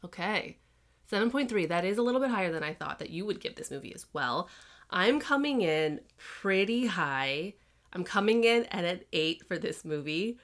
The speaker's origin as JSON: {"language": "English", "town": "Chicago", "region": "Illinois", "country": "United States", "tie": "born or raised there", "also_born_or_lived": "Massachusetts", "said": "I grew up in Chicago"}